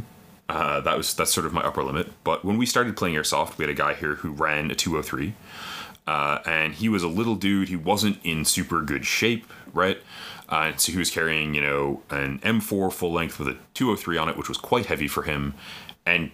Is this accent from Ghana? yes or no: no; Canada; we're Canadian